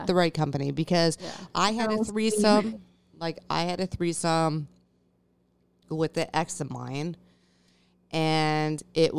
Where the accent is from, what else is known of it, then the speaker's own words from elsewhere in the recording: East Coast, United States; moved away; also born or lived in North Dakota; I'm from the East Coast.